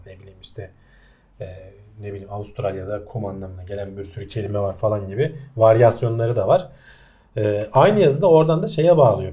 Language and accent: Turkish; Turkey; first language Turkish; biz Türkler olarak